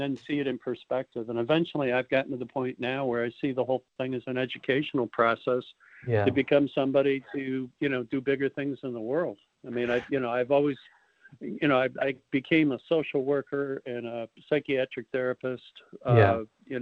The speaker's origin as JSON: {"language": "English", "town": "Chicago", "region": "Illinois", "country": "United States", "tie": "born or raised there", "moved": "as an adult", "said": "growing up in Chicago and, you know, the middle part of the country"}